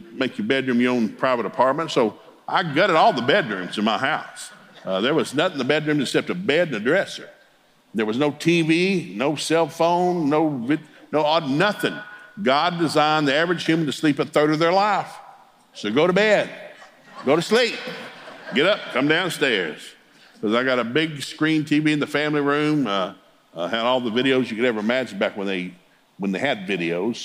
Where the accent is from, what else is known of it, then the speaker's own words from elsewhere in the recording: the South, United States; I grew up in the South.